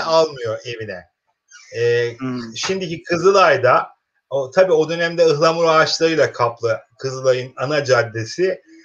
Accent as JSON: {"language": "Turkish", "town": "Keskin", "region": "Kırıkkale", "country": "Turkey", "tie": "born or raised there", "said": "Bozkır'ın ortasında buğday tarlalarıyla meşhur işte Kırıkkale'nin Keskin ilçesinde doğmuş bir e, öğretmenim"}